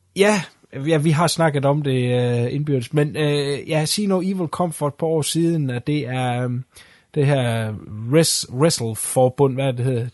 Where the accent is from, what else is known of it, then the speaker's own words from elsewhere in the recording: Denmark; jeg er dansker